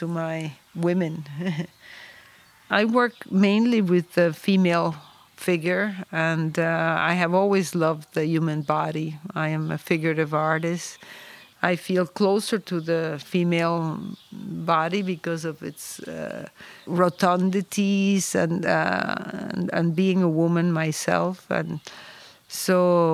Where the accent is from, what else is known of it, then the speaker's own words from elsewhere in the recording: Venezuela; moved away as an adult; also born or lived in New York; now in Pietrasanta, Italy; I was born in Venezuela, but I have been living here in this area for many, many years